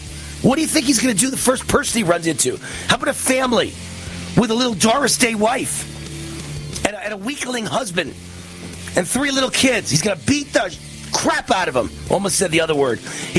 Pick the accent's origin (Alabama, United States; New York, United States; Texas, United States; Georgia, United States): New York, United States; Can't believe I'm from New York. I'm embarrassed to be from New York.